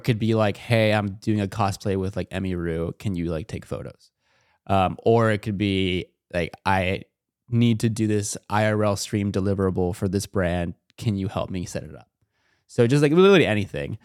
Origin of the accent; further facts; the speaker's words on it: Chino Hills, California, United States; I'm from SoCal, like, I'm, like, an hour, I'm in the suburbs of SoCal.